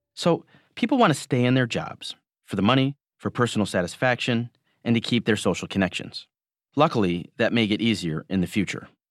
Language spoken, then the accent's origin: English; Michigan, United States; Growing up in Michigan